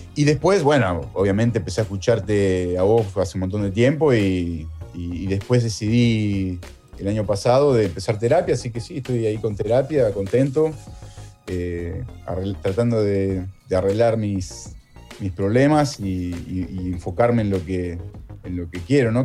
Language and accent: Spanish; Morón, Buenos Aires Province, Argentina; moved away as an adult; also born or lived in Italy; now in Melbourne, Australia; yo soy de Morón